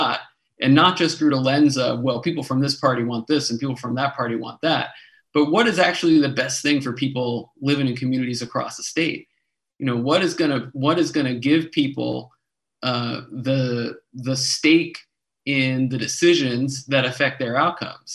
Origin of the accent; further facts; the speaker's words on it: New York City, New York, United States; moved away as an adult; also born or lived in Durham, North Carolina; now in North Carolina, United States; I was born and raised in the Bronx, New York. Lived there till I was 18